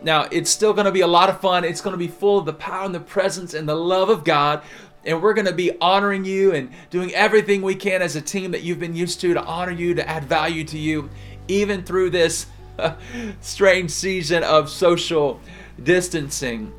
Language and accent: English; the South, United States; I'm from the South